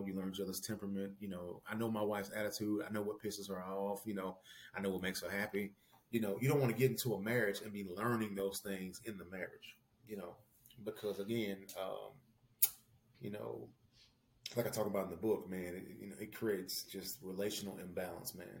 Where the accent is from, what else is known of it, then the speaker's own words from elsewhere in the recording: Tennessee, United States; moved away as an adult; now in Missouri, United States; I'm from Tennessee